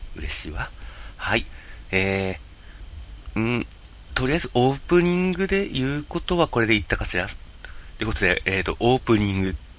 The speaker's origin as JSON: {"language": "Japanese", "region": "Yamagata", "country": "Japan", "tie": "born or raised there", "said": "私、山形生まれ、山形育ち"}